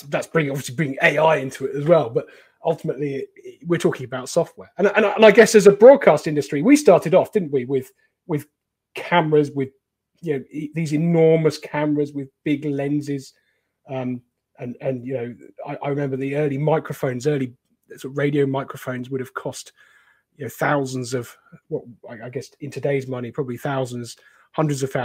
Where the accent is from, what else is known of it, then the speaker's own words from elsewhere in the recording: Cornwall, South West England, United Kingdom; I grew up in Cornwall, near Poldhu